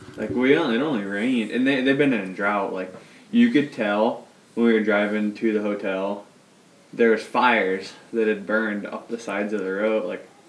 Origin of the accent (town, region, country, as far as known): Iowa, United States